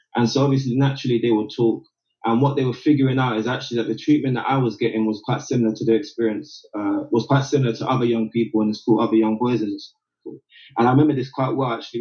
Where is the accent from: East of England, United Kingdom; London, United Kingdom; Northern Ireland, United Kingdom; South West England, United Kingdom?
London, United Kingdom; they made the decision to move me from South London, and I moved to East London